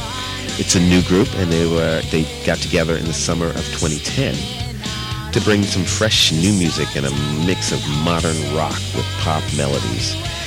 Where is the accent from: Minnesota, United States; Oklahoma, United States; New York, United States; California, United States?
New York, United States; New York City; now in Los Angeles, United States; my hometown of Brooklyn, New York.